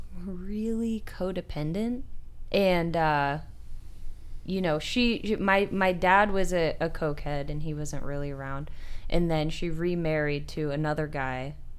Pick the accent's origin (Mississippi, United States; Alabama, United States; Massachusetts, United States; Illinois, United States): Illinois, United States; Marseilles; now in Arizona, United States; I'm from the Midwest